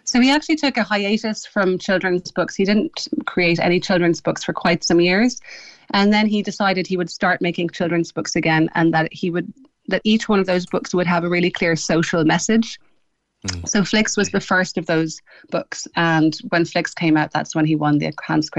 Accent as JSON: {"language": "English", "country": "Ireland", "tie": "born or raised there", "said": "my brothers and I grew up in Ireland as a result"}